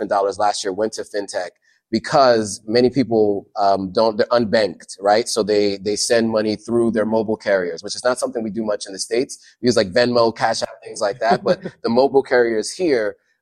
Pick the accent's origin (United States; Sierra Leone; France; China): Sierra Leone; moved away; I'm Sierra Leonean